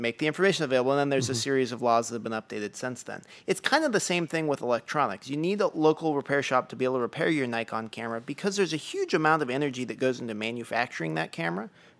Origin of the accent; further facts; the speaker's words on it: Oregon, United States; The town that I grew up in Oregon, very picturesque place, lots of outdoor folks. When I was growing up, there were 3 camera stores. Now there are 0.